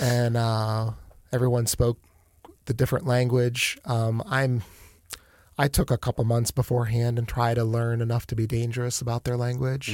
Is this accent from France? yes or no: no; Akron, Ohio, United States; moved away as an adult; also born or lived in Canton, Ohio; now in Warsaw, Indiana, United States; I grew up in Akron.